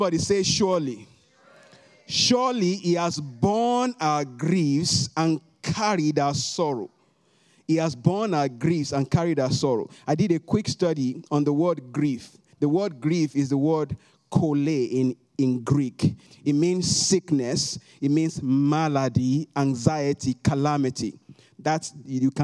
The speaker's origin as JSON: {"language": "English", "country": "Nigeria", "moved": "as an adult", "lives_now": "United States", "said": "if I want to talk about my home country, Nigeria"}